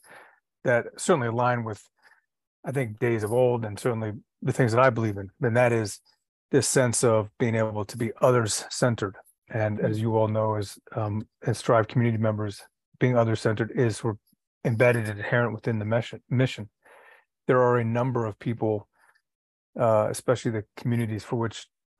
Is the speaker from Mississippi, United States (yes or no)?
no; Washington, District of Columbia, United States; I grew up in Washington, D.C., and my experiences in D.C. from a young age